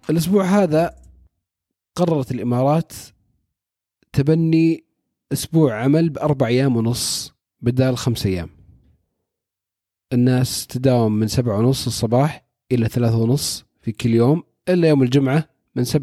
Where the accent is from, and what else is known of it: Saudi Arabia